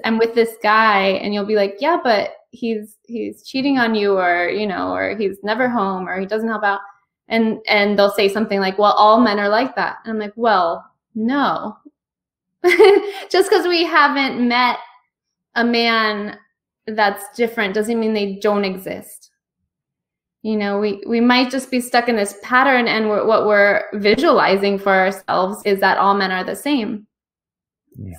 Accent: United States; my background is I'm Cuban American, um, first person born in this country

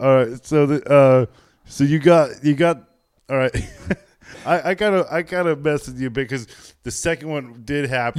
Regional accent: Chino, California, United States; I grew up in Chino

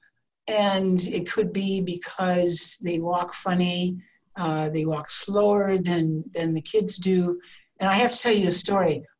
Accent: Iowa, United States; moved away as an adult; also born or lived in Spokane, Washington; now in Idaho, United States; I was born and raised in the Midwest in Iowa from a big family

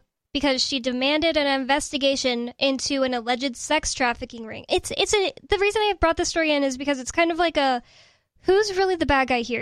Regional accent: United States; being from America

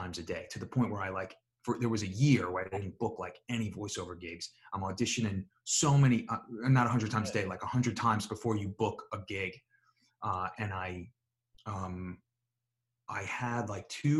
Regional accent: New York, United States; accent: a little New York; moved away; my regular accent, which is like a little New York

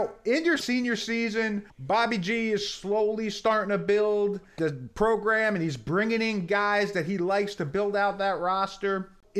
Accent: New Jersey, United States; I used to go to a ton of Nets games when I was a kid growing up in New Jersey

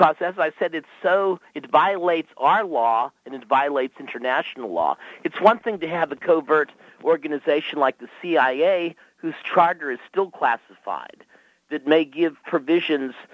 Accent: United States; as an American

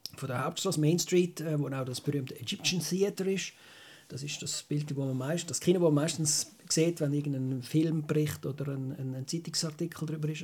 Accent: Switzerland; als Schweizer

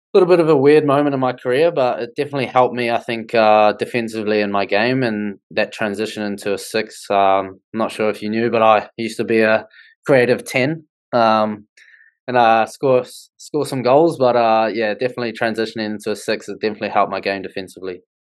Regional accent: Wellington, New Zealand; I'm from Wellington

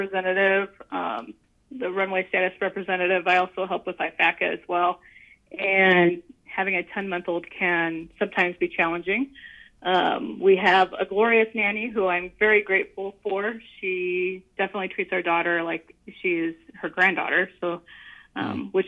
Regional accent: Northwestern Indiana, United States; moved away as an adult; also born or lived in San Antonio, Texas; now in Dallas, United States; I'm originally from Northwestern Indiana

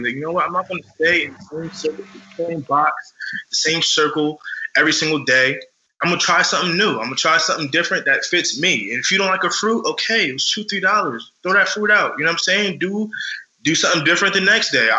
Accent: Morristown, United States; We came from the Oaks, you know, you were one of my first friends in Morristown ever.

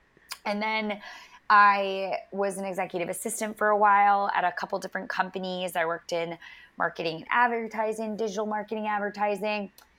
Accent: Rhode Island, United States; moved away as an adult; also born or lived in Nashville; I grew up in Rhode Island. I went to school in Nashville at Belmont University for entertainment and music business.

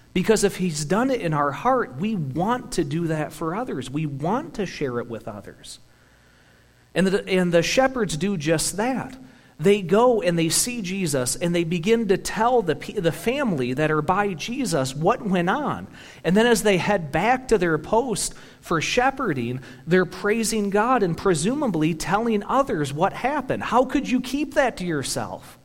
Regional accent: United States; we're American

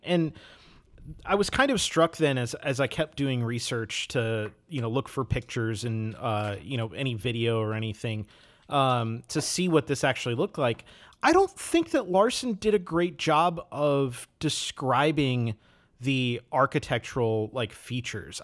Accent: Wisconsin, United States; I grew up in Wisconsin

